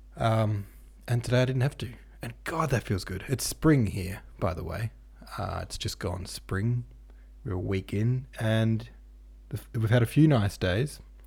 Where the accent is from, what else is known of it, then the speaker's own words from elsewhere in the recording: Lilydale, Victoria, Australia; actually from my hometown of Lilydale